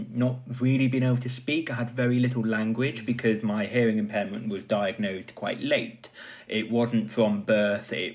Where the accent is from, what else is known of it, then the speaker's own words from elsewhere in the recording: Wales, United Kingdom; growing up in Wales, we had a lot of wet play